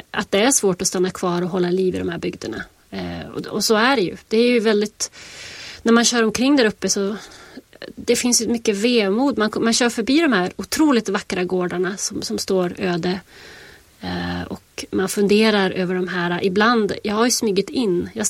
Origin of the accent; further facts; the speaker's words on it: Västerbotten County, Sweden; now in United States; Alltså jag sitter ju i USA och skriver om mina hemtrakter och min, min barndomstrakter. Och jag tror det är jätte, jättesvårt att eh, när jag känner fortfarande att jag går omkring i USA med liksom en, en hemlig värld inuti mig. Så här, en västerbottnisk värld.